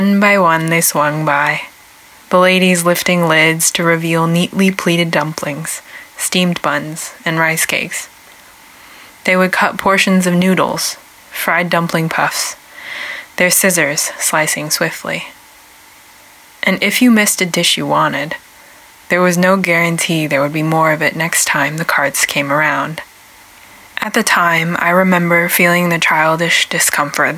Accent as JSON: {"language": "English", "town": "Portland", "region": "Oregon", "country": "United States", "tie": "born or raised there", "also_born_or_lived": "China", "said": "I was raised on the Siletz, Multnomah, and Clackamas tribal lands, which are also known as Portland, Oregon"}